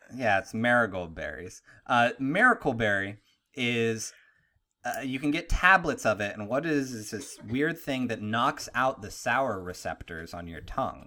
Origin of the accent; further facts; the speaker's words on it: Pittsburgh, Pennsylvania, United States; moved away; I'm from Pittsburgh